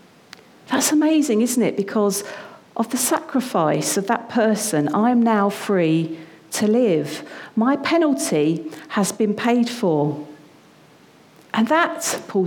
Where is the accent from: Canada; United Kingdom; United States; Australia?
United Kingdom; now in London, United Kingdom; us as British people.